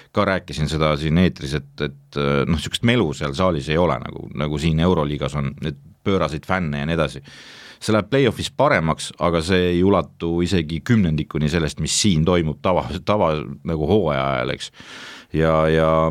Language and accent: Estonian; Estonia; ma olen eestlane siiski